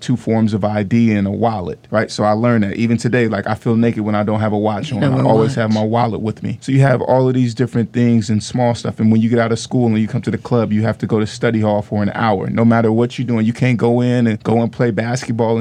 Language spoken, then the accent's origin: English; Vallejo, California, United States; I'm from the Crest